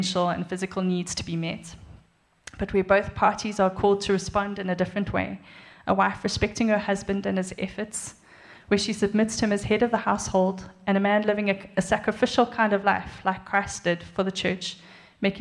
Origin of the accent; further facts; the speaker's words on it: Pietermaritzburg, KwaZulu-Natal, South Africa; I come from Maritzburg